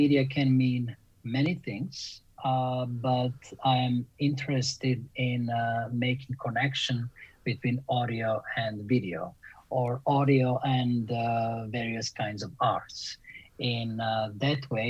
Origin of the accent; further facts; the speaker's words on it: Belgrade, Serbia; English is a second language; moved away as an adult; also born or lived in Winnipeg, Canada / Montreal, Canada / Thailand / West Palm Beach, Florida; now in Jackson, United States; I grew up in Belgrade, Serbia